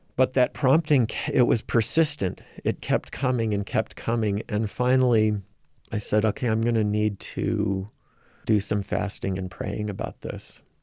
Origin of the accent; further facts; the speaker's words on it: Rochester, New York, United States; moved away as an adult; also born or lived in Provo, Utah; now in Minneapolis, United States; I grew up in the Rochester, New York area, raised by two very devout Latter-day Saint parents.